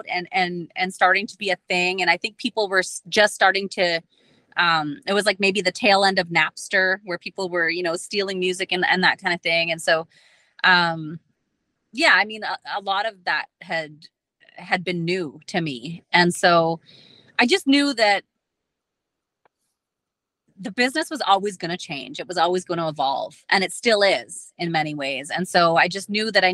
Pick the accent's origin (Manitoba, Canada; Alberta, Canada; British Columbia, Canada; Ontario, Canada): Manitoba, Canada; Dauphin; I was at my office sitting at my desk, in Dauphin, in my hometown